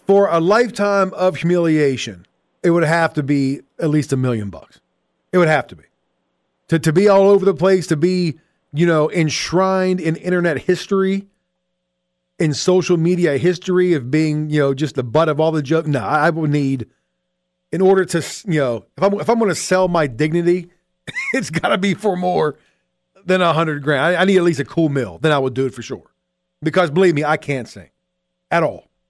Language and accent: English; Pittsburgh, Pennsylvania, United States; growing up in Pittsburgh